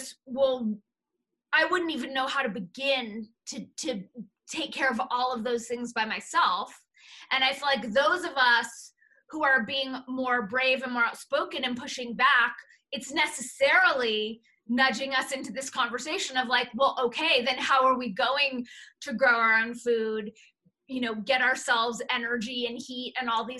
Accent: Los Angeles, California, United States; Jewish American princess growing up in the San Fernando Valley

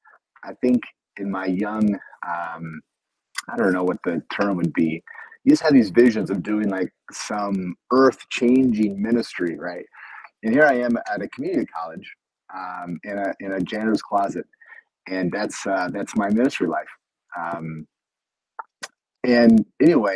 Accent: Iowa, United States; moved away as an adult; now in Brazil; We moved and transferred after 2 years to a Bible college that was actually in my hometown.

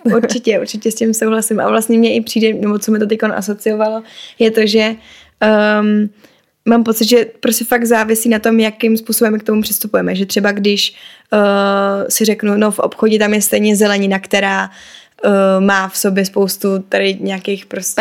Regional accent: Prague, Czechia; ve svém rodném městě. Protože já hodně silně cítím, že Praha je prostě můj domov.

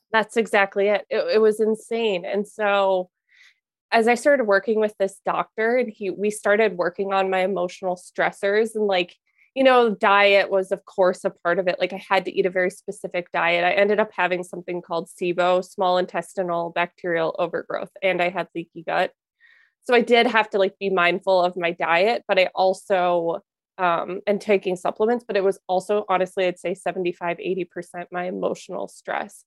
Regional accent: Minnesota, United States; also born or lived in Wisconsin; I grew up in Minnesota

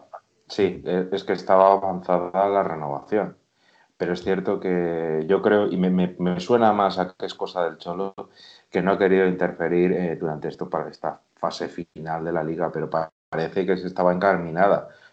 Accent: Madrid, Community of Madrid, Spain; de Hortaleza, Madrid. tengo orígenes gallegos

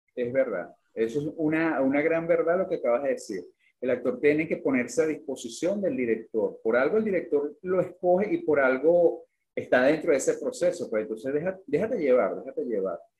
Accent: Venezuela; siendo venezolano

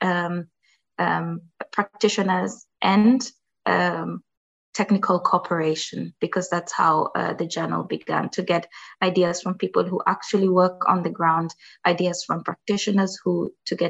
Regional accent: Kenya; I come from a country, I'm from Kenya

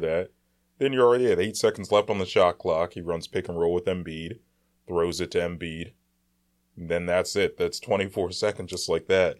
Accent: Philadelphia, Pennsylvania, United States; We're from Philly

